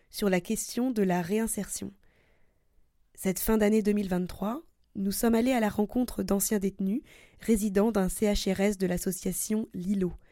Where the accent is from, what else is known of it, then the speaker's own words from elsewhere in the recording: Cameroon; born there; Euh, déjà, dû le passer au Cameroun, quoi, dans mon pays natal.